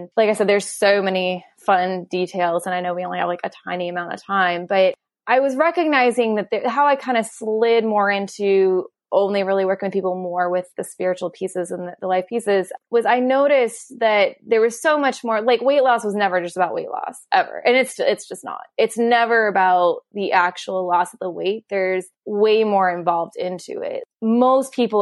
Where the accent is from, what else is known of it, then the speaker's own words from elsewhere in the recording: Kentucky, United States; I'm from Kentucky with horse racings. I grew up around thoroughbred farms